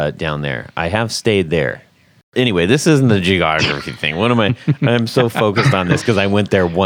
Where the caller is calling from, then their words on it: South Alabama, United States; I'm calling from South Alabama.